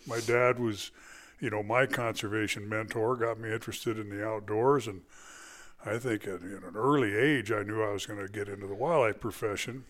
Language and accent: English; California, United States; moved away as an adult; also born or lived in Arizona; I was born in California, uh, spent, uh, my life there